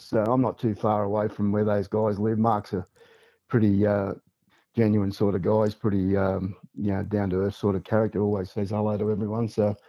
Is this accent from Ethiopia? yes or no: no; Newcastle, New South Wales, Australia; also born or lived in Hamilton, New South Wales / Merewether, New South Wales / Sydney; So I was born and raised in Newcastle. I actually was born in Hamilton in Newcastle, and then moved to Merriweather as a young kid when I was about 10 or 11.